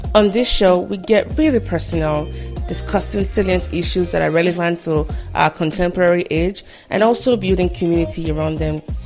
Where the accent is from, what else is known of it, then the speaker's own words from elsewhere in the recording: Nigeria; moved away as an adult; now in United States; I'm a Nigerian here in the US. I've been, I've lived here for 10 years